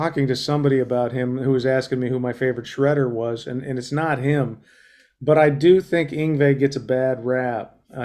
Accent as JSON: {"language": "English", "region": "Colorado", "country": "United States", "tie": "born or raised there", "said": "I was raised in Colorado"}